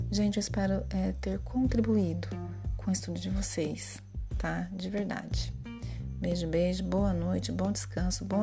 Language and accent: Portuguese; Brazil; nós somos é, é, latino-americanos? Somos, brasileiro é, é Latino-americano? É. Também sul-americano? Sim